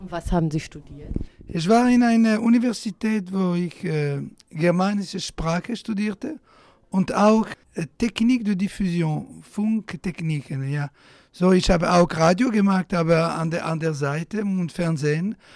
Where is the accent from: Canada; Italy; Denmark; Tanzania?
Italy; German is a second language; In Italien auch, wo äh, ich bin Italiener geblieben, aber äh, bevor dass ich in Frankreich berühmt war, wollten die Italiener mich nicht hören.